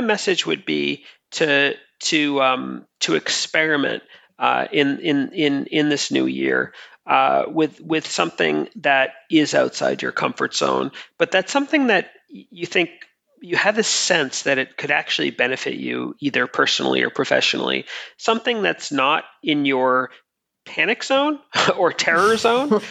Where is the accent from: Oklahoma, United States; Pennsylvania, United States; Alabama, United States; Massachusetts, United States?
Massachusetts, United States; Boston; I'm from Boston in the United States